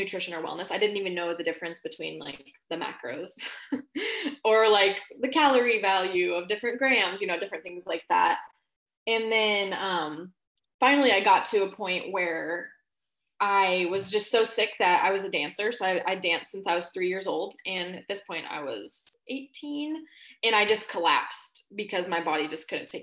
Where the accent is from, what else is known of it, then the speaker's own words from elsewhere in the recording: Alaska, United States; also born or lived in Washington State; now in Washington, United States; I was born and raised in Alaska